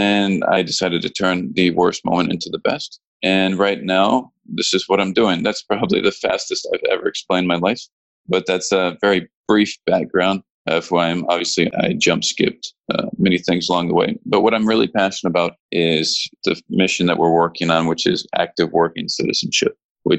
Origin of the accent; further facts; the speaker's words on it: St. Paul, Minnesota, United States; moved away as an adult; also born or lived in Arizona / Barcelona, Spain; I'm American. I was born in St. Paul, Minnesota